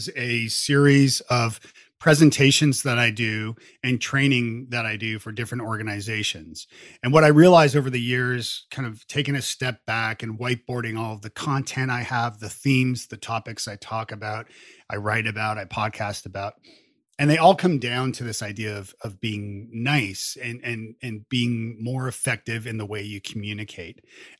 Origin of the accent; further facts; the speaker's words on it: Canada; also born or lived in Ireland; There's a certain sort of humbleness in being Canadian that's ingrained in your DNA.